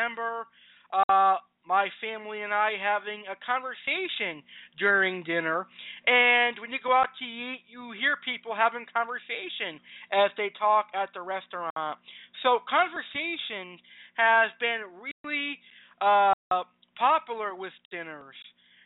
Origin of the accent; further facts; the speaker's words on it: Massachusetts, United States; my home state of Massachusetts